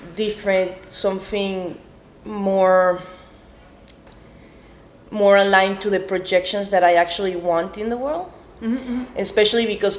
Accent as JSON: {"language": "English", "region": "Mexico City", "country": "Mexico", "said": "I'm an artist from Mexico City."}